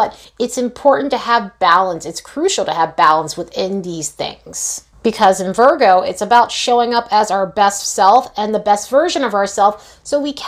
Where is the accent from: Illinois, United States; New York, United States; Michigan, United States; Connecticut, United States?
New York, United States; now in Las Vegas, United States; I am originally from New York